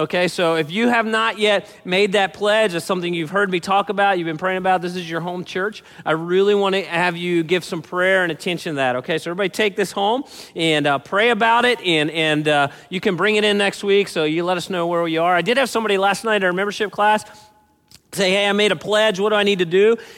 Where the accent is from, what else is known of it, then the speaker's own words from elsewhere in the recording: Baltimore, Maryland, United States; I grew up in Baltimore, and that was my hometown.